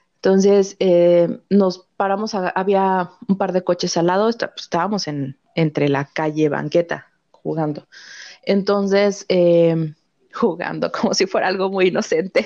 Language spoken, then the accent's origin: Spanish; Mexico; mi pueblo, mi pueblo era todavía, pero ya no, pero en esa, en la época en la que esto ocurrió, en eh, que ocurrió la fecha que nos dijo la tabla, em, era como el punto intermedio entre, entre la Ciudad de México y una ciudad fronteriza